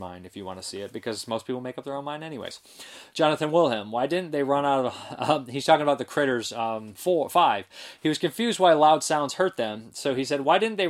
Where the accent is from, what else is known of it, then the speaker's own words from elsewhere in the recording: Toledo, Ohio, United States; I grew up in Toledo, Ohio